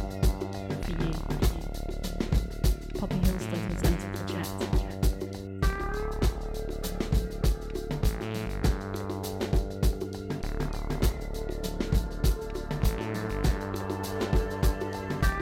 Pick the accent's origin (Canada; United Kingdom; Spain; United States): United Kingdom; I'm from the UK